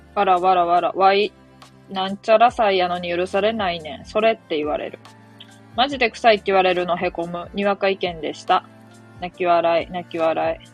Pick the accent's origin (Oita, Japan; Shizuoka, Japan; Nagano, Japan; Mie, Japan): Mie, Japan; ていうか三重県民ですよねって言われてめっちゃ怖かった